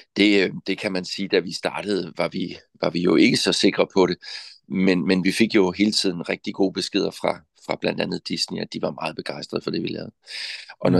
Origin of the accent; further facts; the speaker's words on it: Southern Jutland, Southern Denmark, Denmark; Men født og opvokset i Sønderjylland, det betyder meget for mig at sige